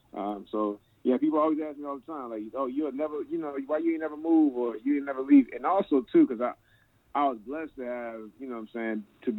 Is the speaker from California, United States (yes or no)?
no; Annapolis, Maryland, United States; I grew up in Annapolis, out there. Just a little past Bowie. You know, we the capital of Maryland. You know, everybody thinks it's Baltimore, but it's Annapolis. You know what I'm saying? But, yeah, grew up in Annapolis pretty much all my life.